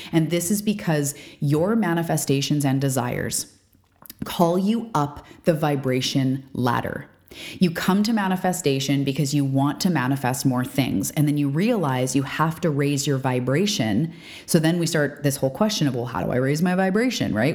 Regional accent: Canada; I'm a Canadian.

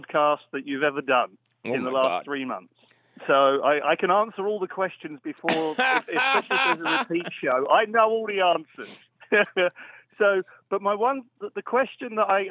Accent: London, United Kingdom; moved away as an adult; also born or lived in Skegness, Lincolnshire, England; Originally London, but before I left England, I lived on the East Coast in a little seaside town called Skegness in Lincolnshire

